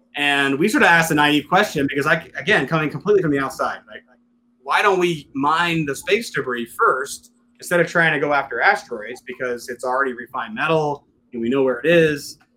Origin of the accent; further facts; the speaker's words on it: Western Pennsylvania, United States; moved away; I originally come from, from Western Pennsylvania